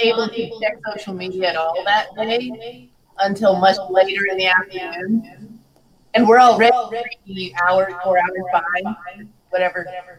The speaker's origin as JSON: {"language": "English", "region": "Colorado", "country": "United States", "tie": "born or raised there", "said": "I was raised in Colorado."}